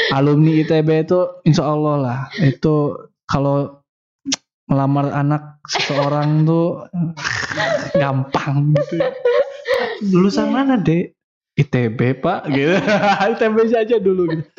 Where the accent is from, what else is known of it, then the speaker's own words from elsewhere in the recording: Tasikmalaya, West Java, Indonesia; saya kan orang Tasik